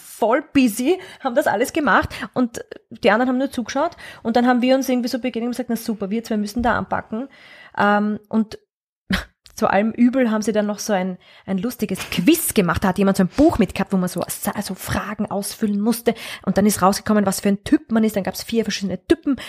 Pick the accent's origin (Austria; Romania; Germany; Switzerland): Austria; Vienna; ich bin aber schon in Wien aufgewachsen und sehr stark mit Wien verwurzelt, also ich bin eine Urwienerin eigentlich.